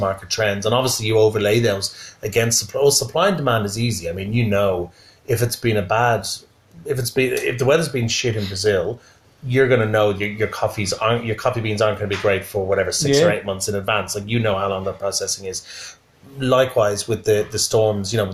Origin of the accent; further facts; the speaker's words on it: United Kingdom; I'm a Brit